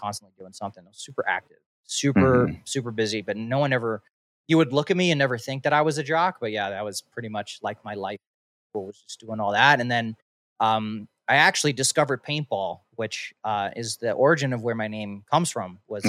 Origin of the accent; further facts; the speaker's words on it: East Coast, United States; growing up in the East Coast, like you had to pretty much pay to get into these places.